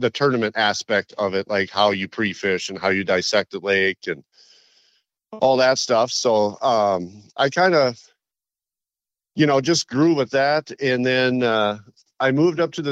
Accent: Willmar, Minnesota, United States; also born or lived in Victoria, Minnesota; I grew up out in Wilmer, Minnesota, which is kind of a more rural town

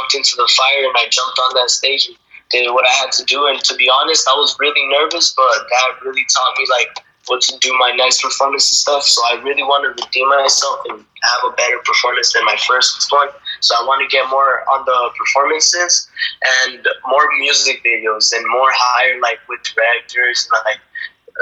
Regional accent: Washington, United States; We're from Washington

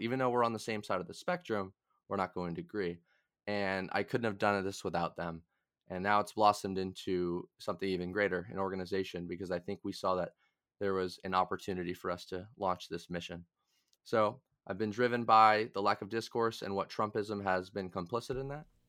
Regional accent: Massachusetts, United States; I'm from Massachusetts

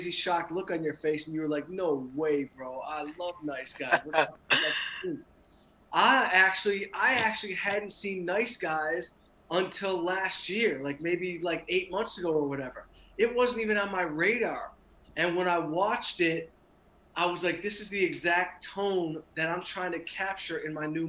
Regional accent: Southfield, Michigan, United States; moved away as an adult; also born or lived in Los Angeles; I'm from here. I grew up in Southfield

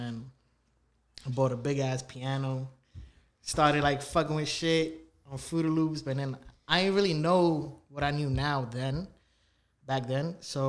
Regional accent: New York City, New York, United States; also born or lived in Canarsie, Brooklyn; I was born, I was raised in the Bronx for like 10 years of my life, my younger years.

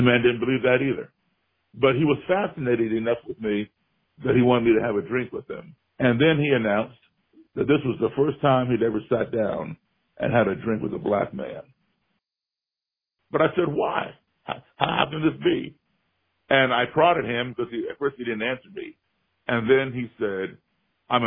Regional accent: Chicago, Illinois, United States; my hometown Chicago

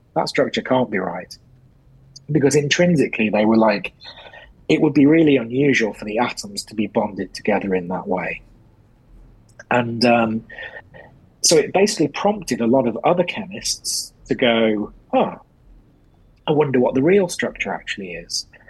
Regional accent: England, United Kingdom; being English and being a football supporter

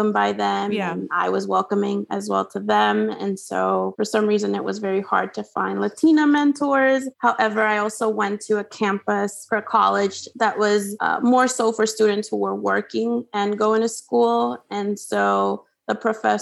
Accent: Honduras; English is a second language; moved away as an adult; now in United States; growing up in Honduras, I got pretty used to the culture there and my family and friends there. And so I actually, came to US for college

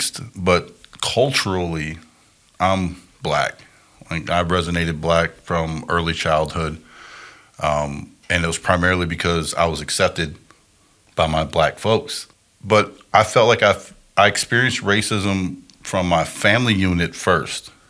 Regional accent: Chicago, Wisconsin, Midwest, United States; I grew up primarily Chicago, Wisconsin

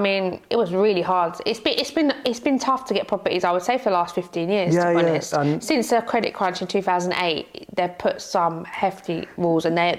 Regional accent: London, United Kingdom; my first area I was brought up in Tottenham.

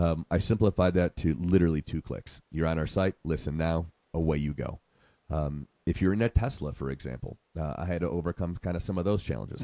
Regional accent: Syracuse, New York, United States; moved away as an adult; also born or lived in Arizona; now in Sedona, United States; I'm originally from Syracuse, New York

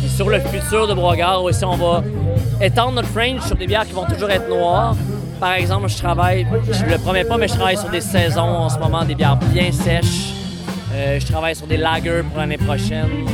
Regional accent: Abitibi, Quebec, Canada; moved away; Je viens de l'Abitibi

